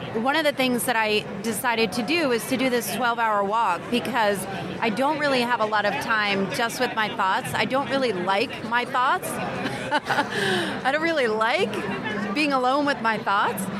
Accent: New Jersey, United States; now in Atlanta, United States; I grew up in New Jersey

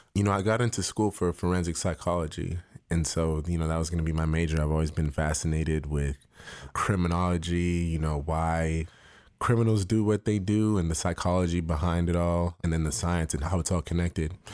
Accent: Toronto, Ontario, Canada; moved away as an adult; I grew up in Toronto

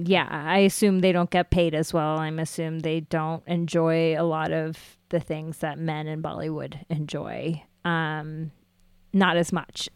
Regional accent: United States; I am Indian American

